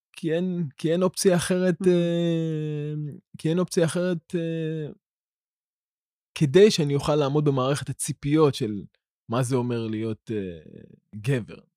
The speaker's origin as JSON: {"language": "Hebrew", "town": "Ramla", "region": "Central District", "country": "Israel", "tie": "born or raised there", "said": "גדלתי ברמלה"}